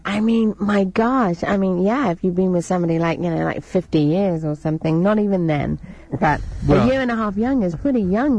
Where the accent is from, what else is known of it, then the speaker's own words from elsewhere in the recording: England, United Kingdom; accent: English; also born or lived in New York; now in United States; Look, I'm English.